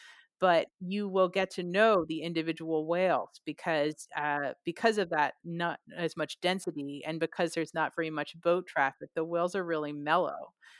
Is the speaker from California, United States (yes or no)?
yes; California, United States; because I came from the Bay Area and the West Coast and the U.S.